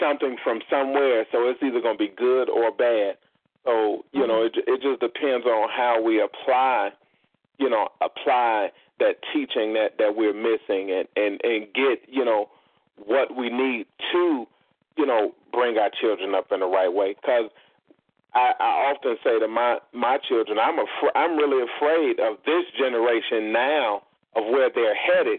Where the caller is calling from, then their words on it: Indiana, United States; I'm in Indiana.